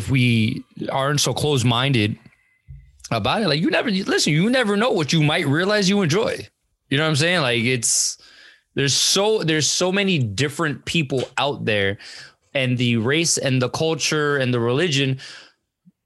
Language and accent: English; Monroe, United States; growing up in Monroe